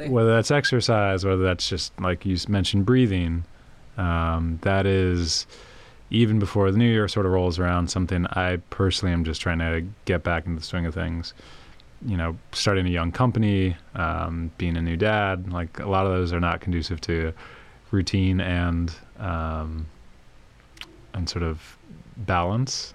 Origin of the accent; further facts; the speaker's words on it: Prince George's County, Maryland, United States; where I grew up in Prince George's County, just outside of DC, was just incredibly diverse